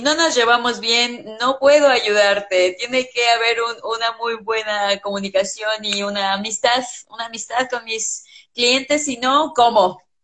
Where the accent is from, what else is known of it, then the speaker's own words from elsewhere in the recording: Mexico; first language English; mi experiencia como mujer mexicana